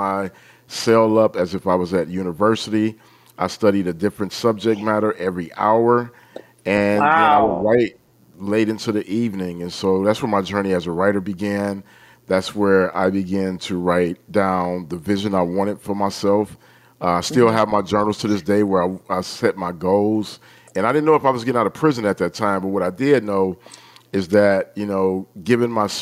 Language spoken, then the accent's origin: English; Detroit, Michigan, United States; I grew up in Detroit